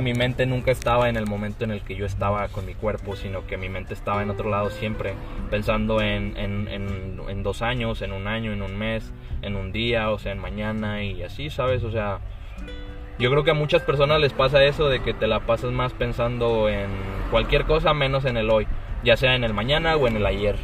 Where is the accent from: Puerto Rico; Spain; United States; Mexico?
Mexico; yo soy de México